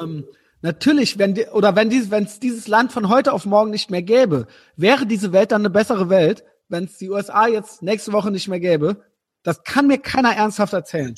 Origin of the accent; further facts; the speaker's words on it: Germany; als Deutsche